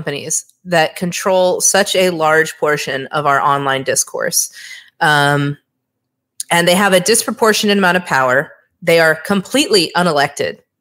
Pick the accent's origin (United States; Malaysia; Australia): United States; Hawaii; moved away as an adult; also born or lived in New York; I grew up in Hawaii, which is a very left-leaning state.